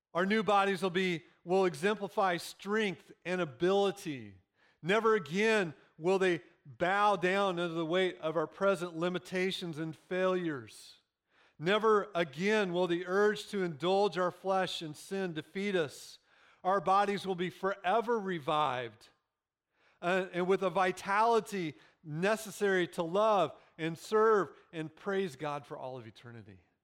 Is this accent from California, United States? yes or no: no; Central Illinois, United States; moved away; I grew up in Illinois. Literally, I grew up in the middle of cornfields. If you've been through Central Illinois